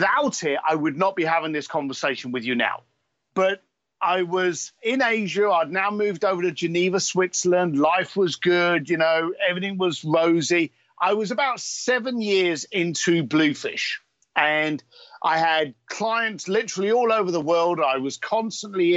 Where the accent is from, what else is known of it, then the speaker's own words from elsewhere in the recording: London, United Kingdom; I am an Irish whiskey drinking biker from East London